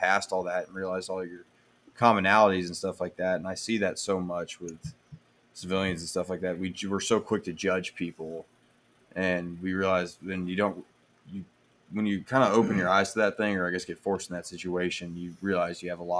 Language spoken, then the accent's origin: English; Texas, United States; I was a redneck from Texas. Grew up that way.